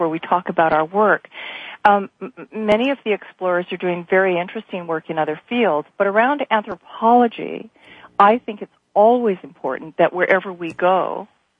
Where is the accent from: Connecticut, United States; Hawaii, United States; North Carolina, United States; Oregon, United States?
Hawaii, United States; also born or lived in South Pacific; being Native Hawaiian growing up